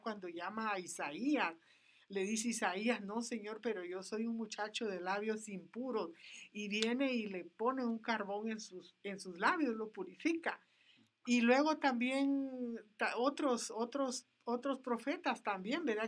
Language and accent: Spanish; Flores, Petén, Guatemala; moved away; yo soy guatemalteca nací en, la, en la República de Guatemala, en el norte, en un lugar llamado Petén, en una isla llamada Flores